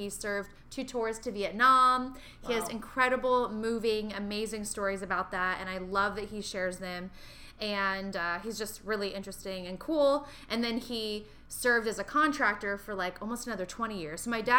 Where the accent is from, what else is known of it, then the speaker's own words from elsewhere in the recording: Fort Hood, Texas, United States; born there; I was born in Fort Hood, Texas.